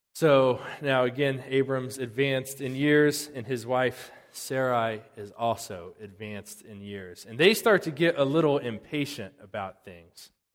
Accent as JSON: {"language": "English", "country": "United States"}